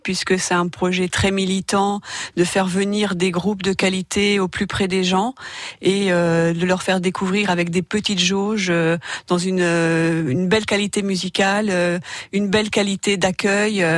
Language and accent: French; north-west France, France; now in Pyrénées-Orientales, France; je viens des régions du Nord-Ouest